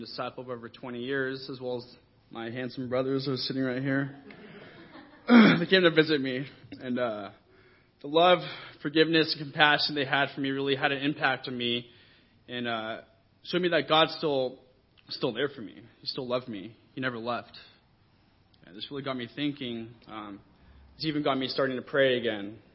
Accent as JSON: {"language": "English", "area": "Orange County", "region": "California", "country": "United States", "tie": "born or raised there", "said": "I was raised in church and scripture in Orange County as a kingdom kid"}